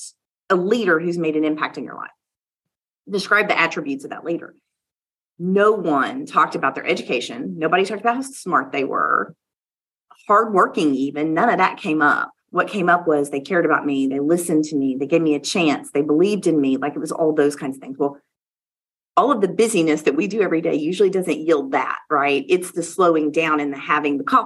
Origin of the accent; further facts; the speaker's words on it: Louisiana, United States; moved away; also born or lived in Oklahoma City; I am from the South. I am from Louisiana